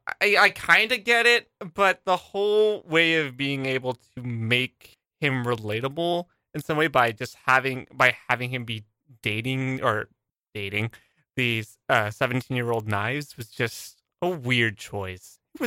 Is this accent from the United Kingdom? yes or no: no; Canada; I'm Canadian.